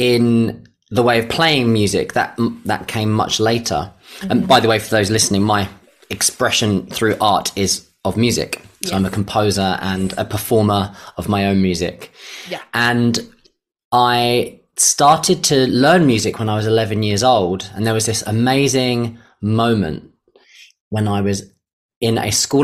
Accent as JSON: {"language": "English", "region": "London", "country": "United Kingdom", "tie": "born or raised there", "said": "I was born in East London in the 80s into a working class family. So money was very scarce"}